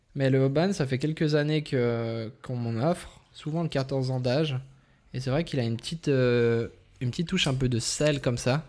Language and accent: French; Vaud, Switzerland; on vient de Suisse, on vient du canton de Vaud